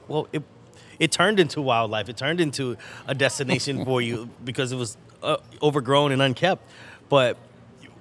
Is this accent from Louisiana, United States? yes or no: yes; New Orleans, Louisiana, United States; growing up in New Orleans, City Park was always a part of my life